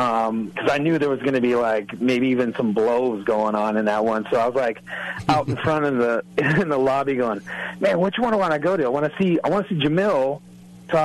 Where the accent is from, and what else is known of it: Riverside, California, United States